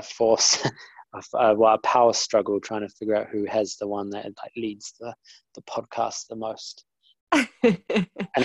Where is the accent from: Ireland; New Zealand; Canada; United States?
New Zealand; moved away as an adult; now in London, United Kingdom; I'm originally from New Zealand and now live in London. My background was that I was brought up, you know, beach and barbecues from I guess what, age 10 up to 27